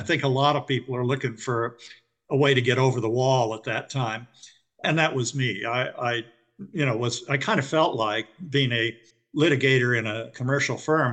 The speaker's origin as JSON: {"language": "English", "region": "West Coast", "country": "United States", "said": "I come from the West Coast"}